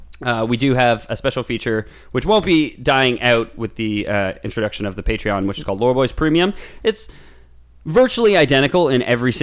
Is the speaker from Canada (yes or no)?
yes; Canada; we're Canadian